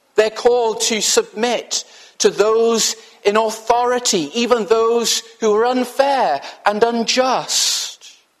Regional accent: Wales, United Kingdom; I'm from Wales

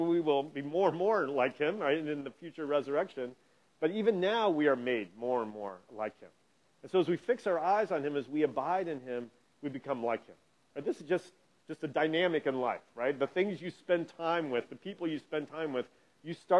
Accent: Indianapolis, Indiana, United States; growing up in Indianapolis

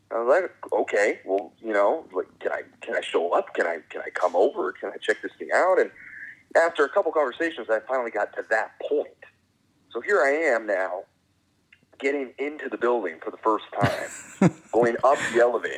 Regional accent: San Diego, California, United States; moved away as an adult; now in Los Angeles, United States; And before that, I was in San Diego, born and raised in San Diego, and started my news career down there at a very young age.

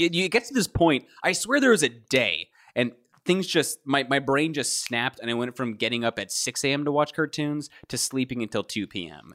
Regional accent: Kentucky, United States; I grew up in Kentucky

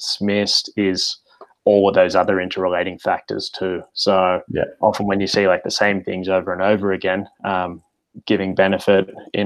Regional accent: Como, New South Wales, Australia; So I grew up around the Shire area. So I grew up in Como and went to Genali High School.

